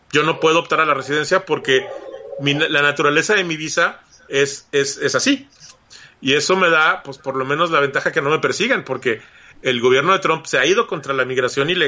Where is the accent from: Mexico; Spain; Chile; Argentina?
Mexico; moved away as an adult; now in United States; yo salí de México decepcionado, este, en una muy mala situación y, y, entiendo el, espíritu con el que los mexicanos se vienen a trabajar a este lado.